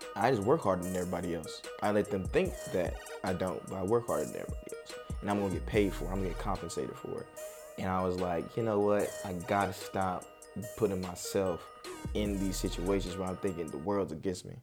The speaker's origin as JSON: {"language": "English", "town": "Charlotte", "region": "North Carolina", "country": "United States", "tie": "born or raised there", "also_born_or_lived": "Oakland, California / Tracy, California", "said": "Charlotte, Charlotte is really what raised me. I was born out in Cali"}